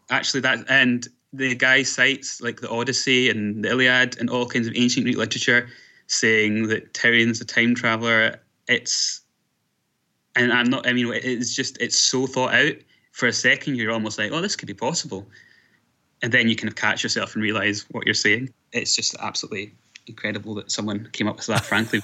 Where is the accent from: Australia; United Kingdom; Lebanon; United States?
United Kingdom; Scotland; I am from Scotland